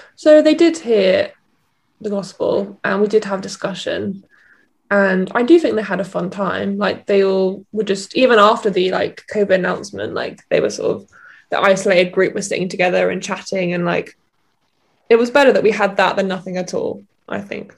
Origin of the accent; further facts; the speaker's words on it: Cornwall, South West England, United Kingdom; I'm from Cornwall